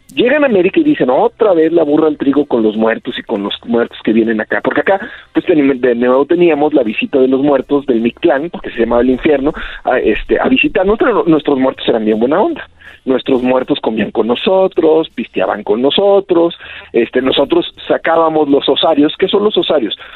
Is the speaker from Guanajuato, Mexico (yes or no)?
no; Rioverde, San Luis Potosí, Mexico; yo recuerdo cuando era chiquito ahí en Río Verde